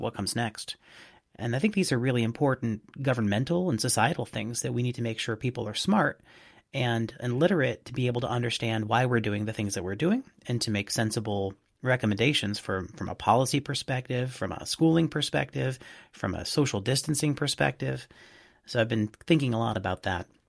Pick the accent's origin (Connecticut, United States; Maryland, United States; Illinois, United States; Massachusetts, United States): Massachusetts, United States; Boston; from my hometown of Boston